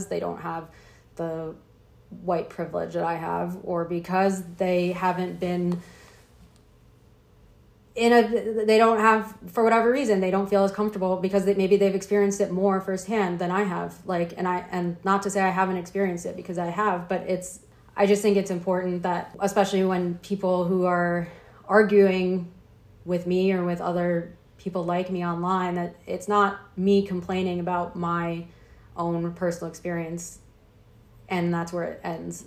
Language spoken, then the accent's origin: English; Midwest, United States; I'm from the Midwest.